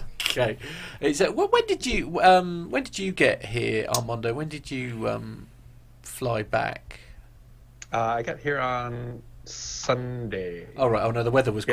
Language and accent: English; United Kingdom; being British